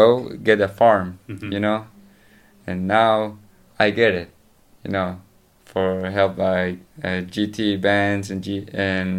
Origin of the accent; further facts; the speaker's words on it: Andes, Antioquia, Colombia; English is a second language; I'm from Andes, Antioquia